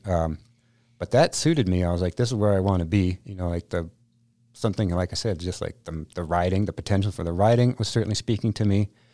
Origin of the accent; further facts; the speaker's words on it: Vermont, United States; moved away as an adult; also born or lived in Whistler; I'm from Vermont